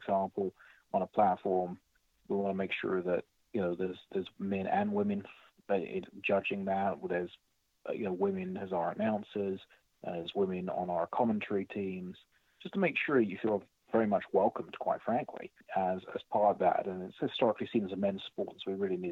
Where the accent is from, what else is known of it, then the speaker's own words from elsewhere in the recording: United Kingdom; now in United States; I'm British, so I came from Britain